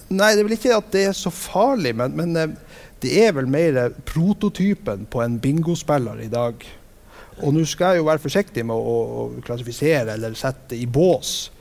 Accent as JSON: {"language": "Norwegian", "town": "Vestbygda", "country": "Norway", "tie": "born or raised there", "said": "hjemme i Vestbygda"}